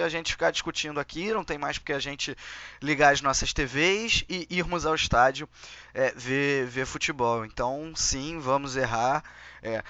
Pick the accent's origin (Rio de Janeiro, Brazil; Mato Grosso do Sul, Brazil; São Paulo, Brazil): Rio de Janeiro, Brazil; accent: carioca